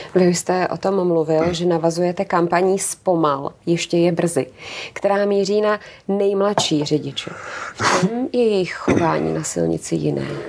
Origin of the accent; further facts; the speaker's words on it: Czechia; jsme my řidiči, jako Češi